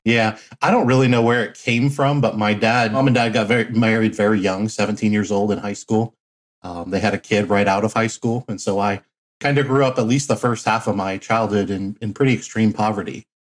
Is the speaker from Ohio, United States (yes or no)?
yes; Cincinnati, Ohio, United States; also born or lived in Flint, Michigan; my dad was transferred to Cincinnati, Ohio uh, for a job opportunity. And so I grew up the rest of my life in Cincinnati.